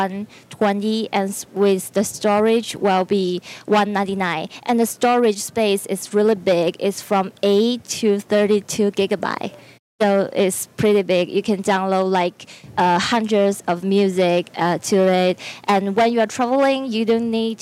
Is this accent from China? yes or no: yes; China; I'm from China.